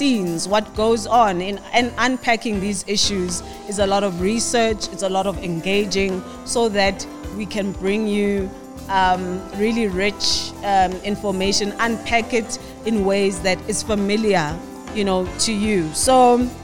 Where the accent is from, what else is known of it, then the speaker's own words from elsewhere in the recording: Soweto, Gauteng, South Africa; Originally, I'm from Soweto, Pimville